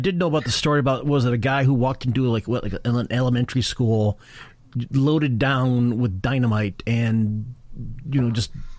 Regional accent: Michigan, United States; Yeah, I grew up in Michigan, so we had tornado drills.

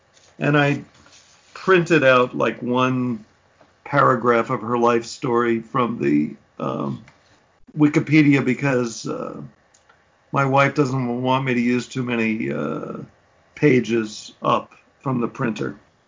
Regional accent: New York City, New York, United States; Because I grew up in Manhattan, I use the word house to mean apartment.

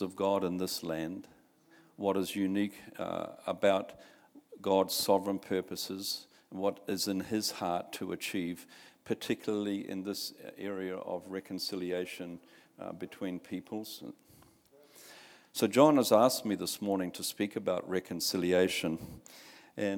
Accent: Bay of Plenty, New Zealand; I come from the Bay of Plenty in the rohe of the iwi of Tapuika

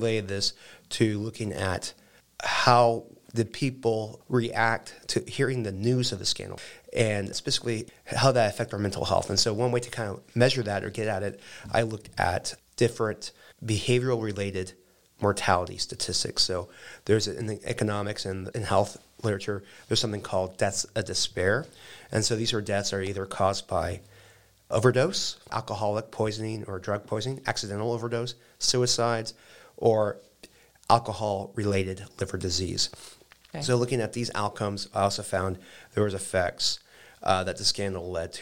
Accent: Dallas, Texas, United States; moved away as an adult; also born or lived in Austin, Texas; now in St. Louis, United States; I'm originally from the Dallas area. I went to the Jesuit High School in Dallas.

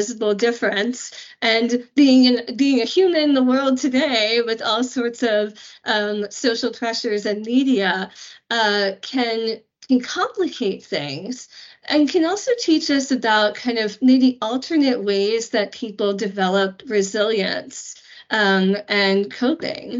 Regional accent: United States; as an American

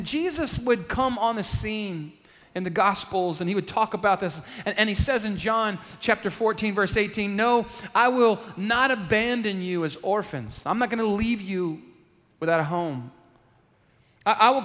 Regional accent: San Antonio, Texas, United States; I'm from San Antonio. I was born at the Methodist Hospital here

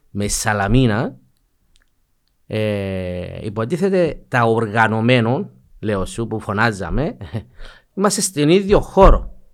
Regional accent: Famagusta, Famagusta District, Cyprus; Ε, καταρχήν, εντάξει, λόγω ε, κατοικούμαστε που είναι αμόχωστο. Ναι. Ε, και θεωρώ ότι είναι η πόλη μου, η ανόρθωση ε, αντιπροσωπεύει την πόλη μου.

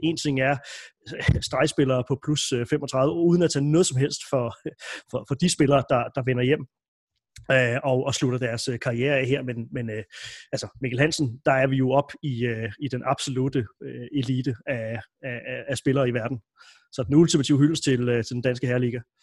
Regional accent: Denmark; som dansker, øh, som dansk håndboldfan

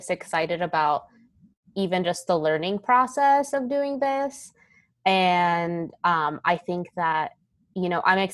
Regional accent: Southern California, United States; moved away as an adult; now in Charlottesville, United States; I was born and raised in Southern California

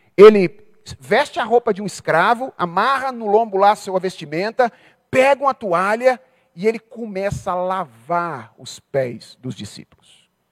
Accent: Brazil; a gente é brasileiro

